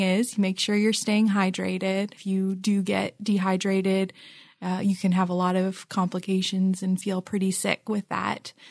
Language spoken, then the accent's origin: English; Philippines; now in Ohio, United States; I grew up in the Philippines and it's not humid here.